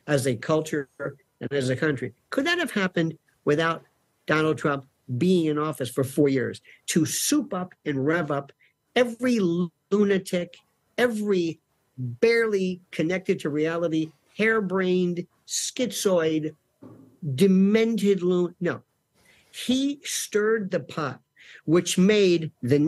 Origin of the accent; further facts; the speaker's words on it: the South, United States; I'm from the South